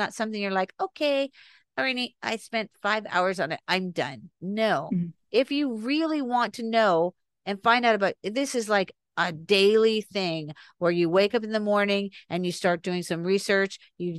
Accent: North Miami Beach, Florida, United States; And I was raised in Ives Estates mm-hmm. for 17 years. I went to Mady Ives Elementary School. I lived off Ives Dairy Road in North Miami Beach off the 95.

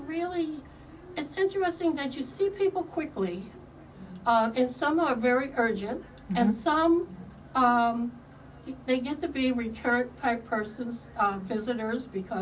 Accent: Maryland, United States; also born or lived in Newark, New Jersey; I'm from Maryland. I did my undergraduate school in Maryland

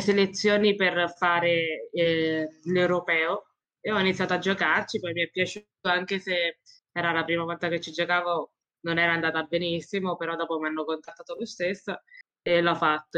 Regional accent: Roccafluvione, province of Ascoli Piceno, Marche, Italy; vengo da Rocapione, è un piccolo paesino nelle Marche, in provincia di Ascoli Vicena

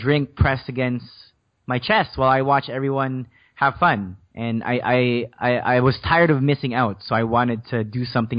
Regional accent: Philippines; English is a second language; now in Canada; So the whole thing started when I moved to Canada from the Philippines, and the first few years in a brand new country was just a huge struggle for me because I didn't speak English back then.

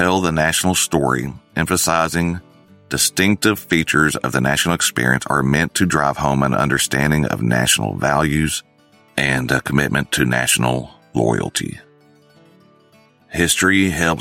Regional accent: North Texas, United States; growing up in North Texas, in a rural area

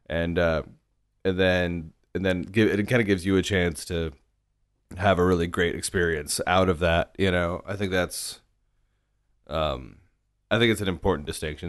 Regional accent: The Woodlands, Texas, United States; I grew up in the, some reasonably affluent suburbs north of Houston

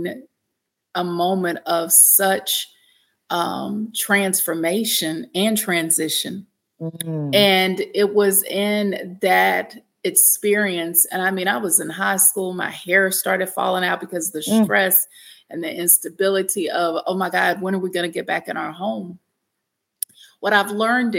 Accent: Shreveport, Louisiana, United States; I grew up in Shreveport, Louisiana

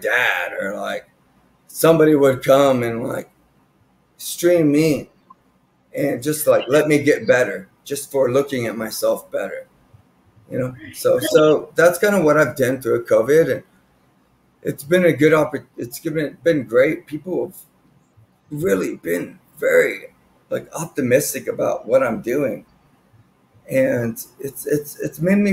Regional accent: Austin, Texas, United States; I've been in from Austin from 1998. My dad got a transfer over here in Coca-Cola, working for Coca. And my mom got a transfer working for the Texas State Senate

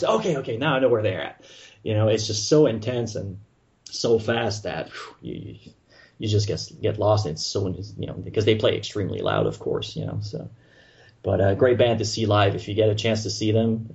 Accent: Montreal, Quebec, Canada; accent: French Canadian; moved away as an adult; now in Florida, United States; I'm originally from Montreal, if people haven't heard from my accent, you know, I'm French Canadian, living in Florida now

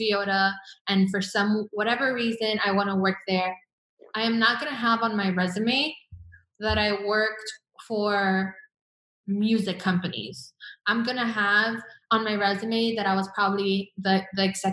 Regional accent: Miami, Florida, United States; moved away as an adult; also born or lived in Venezuela; now in Los Angeles, United States; growing up in Venezuela and leaving Venezuela at a young age, and then going through my mom, her divorce with my stepdad, and moving a lot throughout Miami

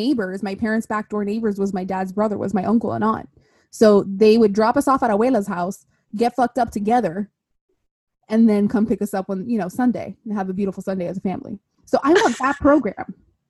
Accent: Miami, Florida, United States; I myself have born and raised in Miami. My parents are Cuban. I am the typical Miami love story. You know, here I am, born and raised, proud, never leaving.

